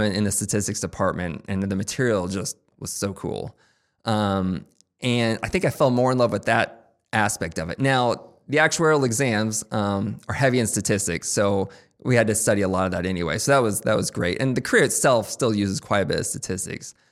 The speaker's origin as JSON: {"language": "English", "town": "Topeka", "region": "Kansas", "country": "United States", "also_born_or_lived": "Chicago", "moved": "as an adult", "lives_now": "Kansas City, United States", "said": "I'm from Topeka originally"}